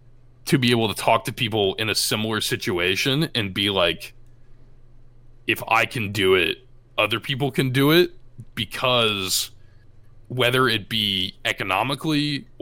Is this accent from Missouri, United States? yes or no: no; Iowa, United States; when people are like, hey, I'm from Iowa too, in like a town in the middle of nowhere, and it's like, it's super cool to be able to kind of represent